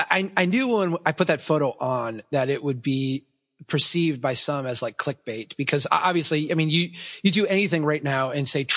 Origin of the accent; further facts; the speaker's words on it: Minnesota, United States; I'm from Minnesota. I can handle Alaska